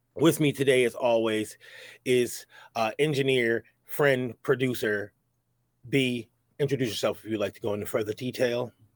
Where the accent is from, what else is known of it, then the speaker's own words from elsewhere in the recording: New York, United States; I'm from New York